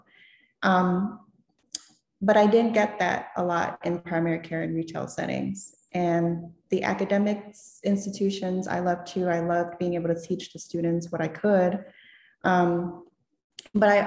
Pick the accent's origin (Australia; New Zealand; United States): United States; Florida; moved away as an adult; now in Maryland area, United States; growing up in Florida